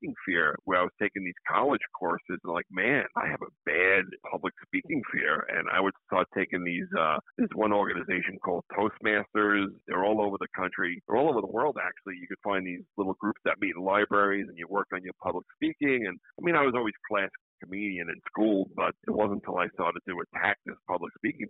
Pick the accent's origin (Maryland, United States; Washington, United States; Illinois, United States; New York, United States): New York, United States; Suffolk County, Long Island; I went through hell as a kid being a Ranger fan growing up in Suffolk County, Long Island